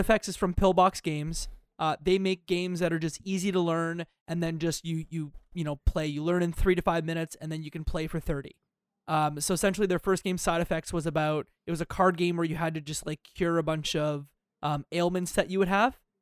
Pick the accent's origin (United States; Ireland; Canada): Canada; I'm Canadian